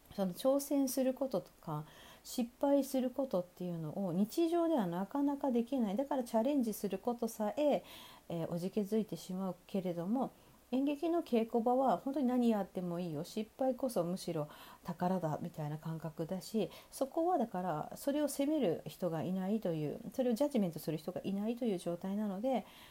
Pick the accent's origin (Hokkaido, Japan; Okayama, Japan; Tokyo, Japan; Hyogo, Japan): Hokkaido, Japan; Sapporo; moved away; 地元の札幌で開催した